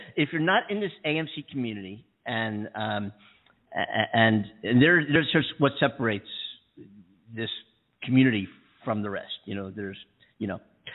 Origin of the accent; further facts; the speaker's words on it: East Coast, United States; moved away as an adult; I'm from the East Coast, you know, but I've been here 6 years, whatever now.